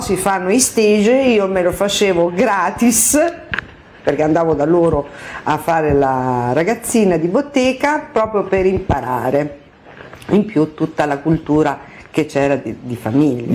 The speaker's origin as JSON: {"language": "Italian", "town": "Palermo", "region": "Sicily", "country": "Italy", "said": "siciliana di Palermo"}